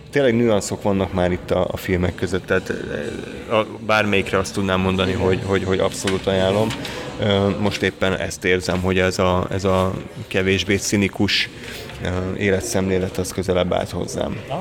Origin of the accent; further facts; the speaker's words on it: Hungary; magyarok vagyunk